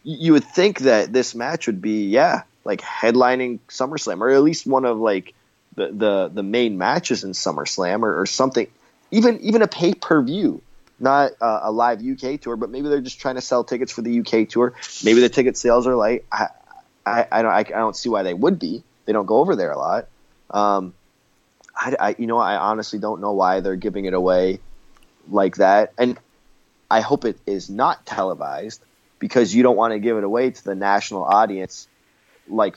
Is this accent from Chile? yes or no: no; Canada; I'm Canadian